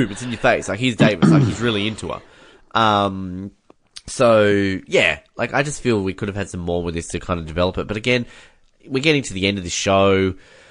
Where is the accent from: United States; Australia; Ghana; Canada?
Australia; I'm Australian